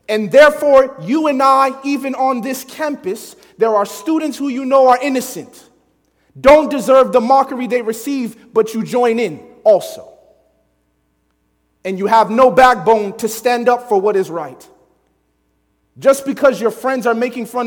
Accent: Chicago, Illinois, United States; I grew up in Chicago

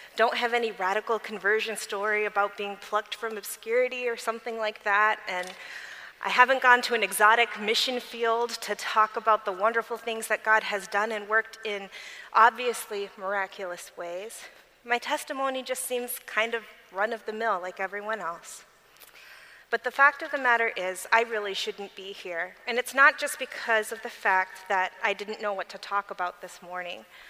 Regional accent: Berrien Springs, Michigan, United States; I grew up in Berrien Springs, Michigan, at Andrews University with Adventist parents

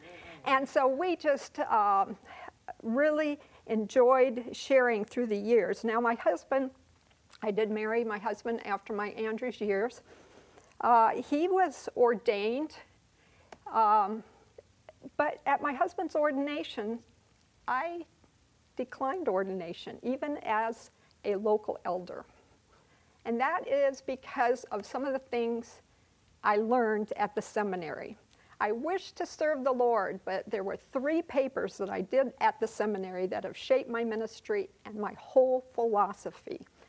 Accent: Bangkok, Thailand; By way of introduction, I was born and reared in Bangkok, Thailand.

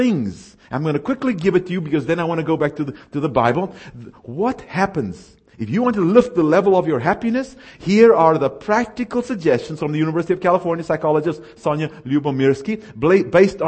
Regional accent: South Africa; moved away; I was raised in South Africa, where the only time you see snow is if you got to drive to it.

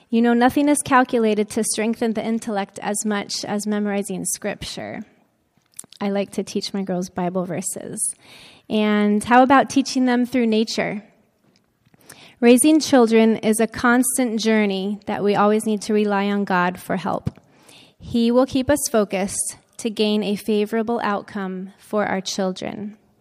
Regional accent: Florida, United States; moved away as an adult; also born or lived in Tennessee / Loma Linda, California / Saipan; I grew up in Florida

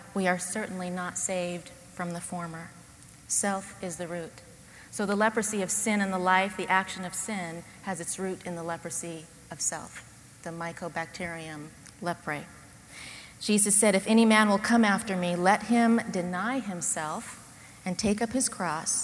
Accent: Loma Linda, California, United States; I grew up in Loma Linda going to the Loma Linda University Church

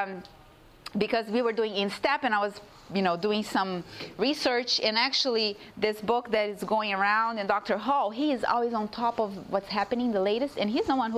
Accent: Brazil; moved away; I come from Brazil too

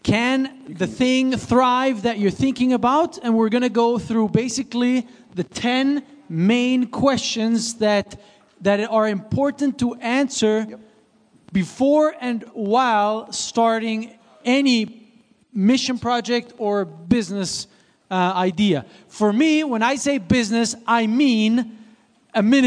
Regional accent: Switzerland; moved away; I grew up in Switzerland.

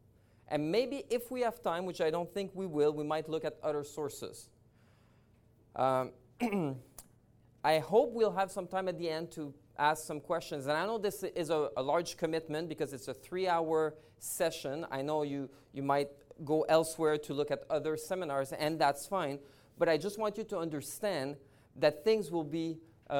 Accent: Montreal, Quebec, Canada; now in British Columbia, Canada; I'm originally from Montreal. Now I live in British Columbia

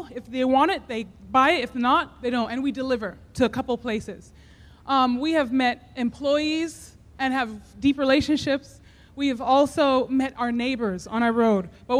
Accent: Summerville, Georgia, United States; We are from Somerville, Georgia, and we have a farm called Parable Gardens and Orchard.

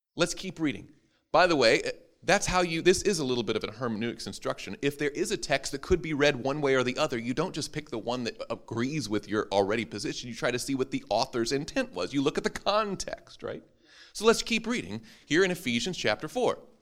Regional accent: Madison, Tennessee, United States; my hometown of Madison, Tennessee

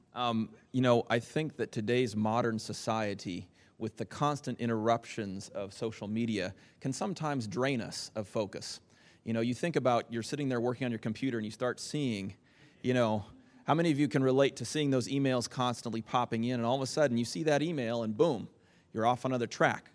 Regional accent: Lynden, Washington, United States; I hail from Linden, Washington, uh, where my wife and I live.

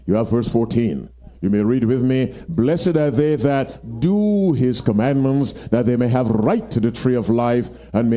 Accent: Michigan, United States; I'm from Michigan.

